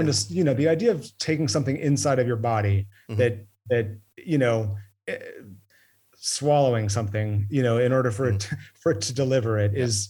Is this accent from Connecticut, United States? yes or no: no; Maine, United States; I grew up in Maine.